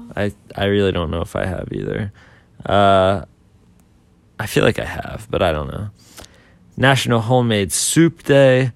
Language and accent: English; Boiling Springs, Pennsylvania, United States; I'm from Pennsylvania, and we have a lake, and there's a bunch of ducks that come to the lake